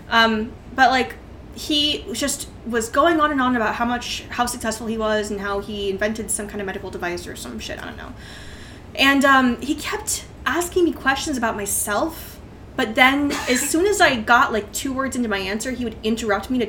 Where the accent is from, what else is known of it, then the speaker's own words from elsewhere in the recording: Northern California, United States; Uh, that at that time I was in Northern California.